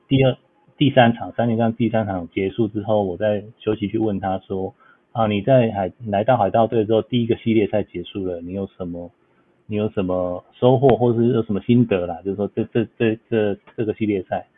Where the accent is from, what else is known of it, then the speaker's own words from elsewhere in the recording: Taiwan; now in Los Angeles, United States; 我们台湾人